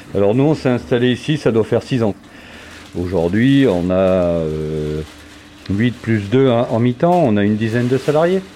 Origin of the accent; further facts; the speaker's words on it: Clermont-Ferrand, Auvergne-Rhône-Alpes, France; moi qui suis né à Clermont-Ferrand